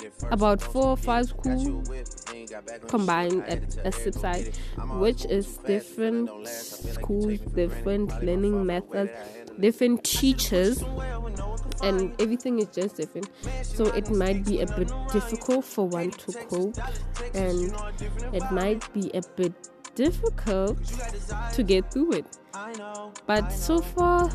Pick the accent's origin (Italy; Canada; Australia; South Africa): South Africa; I am a teenager from South Africa who's currently doing Matric